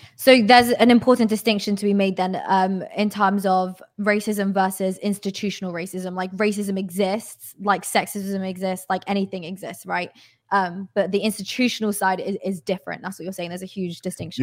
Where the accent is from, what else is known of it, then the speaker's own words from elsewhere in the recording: United Kingdom; I'm British